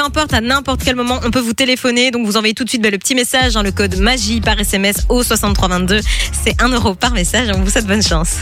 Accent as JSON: {"language": "French", "area": "the Centre region", "region": "Wallonia", "country": "Belgium", "said": "chez moi, moi je viens de la région du centre"}